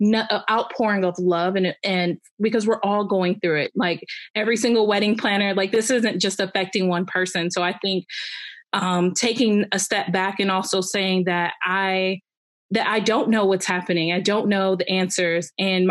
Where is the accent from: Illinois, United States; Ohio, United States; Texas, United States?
Ohio, United States; Cleveland; And then I'm originally from Cleveland, Ohio. So I work out of there too.